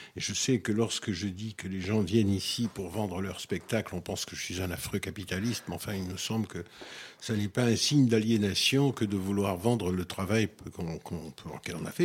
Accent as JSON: {"language": "French", "country": "Guadeloupe", "moved": "yes", "said": "je suis de la Guadeloupe"}